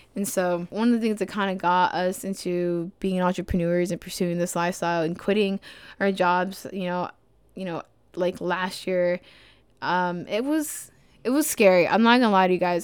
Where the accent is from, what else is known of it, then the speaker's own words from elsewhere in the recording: Dallas, Texas, United States; moved away as an adult; now in Spartanburg, United States; I'm from Dallas, Texas